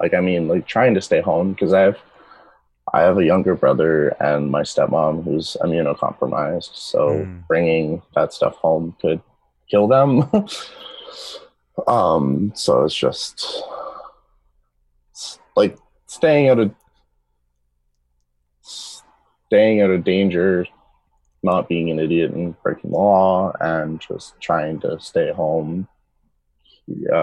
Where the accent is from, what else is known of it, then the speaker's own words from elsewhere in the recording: Peterborough, Ontario, Canada; I grew up in Peterborough, so I grew up not too far away from Toronto